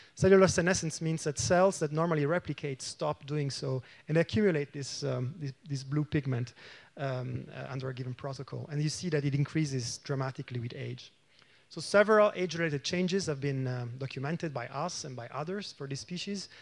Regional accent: Italy; now in Cologne, Germany; I come from Cologne, Germany, but I'm originally from, from Italy

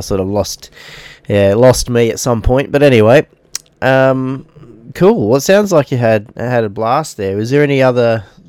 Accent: Australia

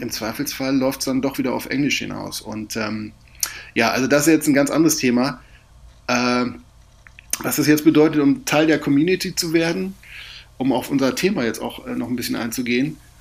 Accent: Germany; now in Portugal; als Deutscher

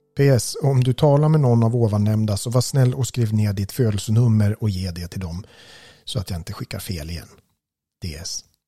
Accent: Gävle, Gävleborg County, Sweden; Vi växte upp på Kuppolsvägen

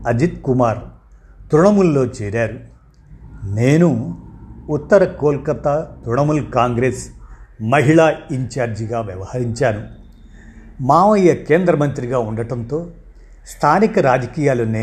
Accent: Hooghly, West Bengal, India; also born or lived in Narasaraopet / Tenali; మా స్వస్థలం గుంటూరు జిల్లా తెనాలి నరసరావుపేటలో పుట్టాను నా చదువంతా హుగ్గిలీలో కొనసాగింది

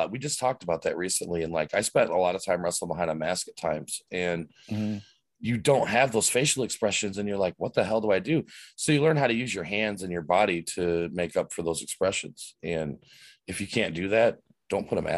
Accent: Fort Lauderdale, Florida, United States; I'm coming from Fort Lauderdale, Miami

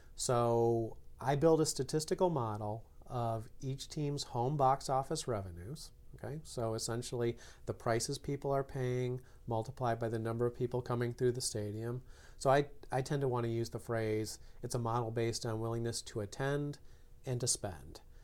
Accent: Chicago, Illinois, United States; grew up in Chicago

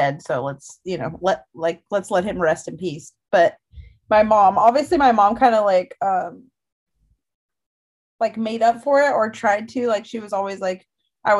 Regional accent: Northern California, United States; I grew up in Northern California

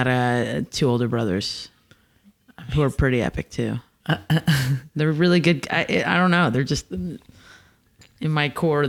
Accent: New Jersey, United States; I grew up in Jersey.

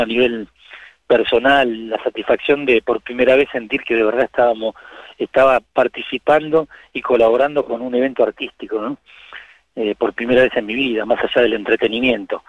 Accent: Buenos Aires, Argentina; nací en el Bajo Belgrano

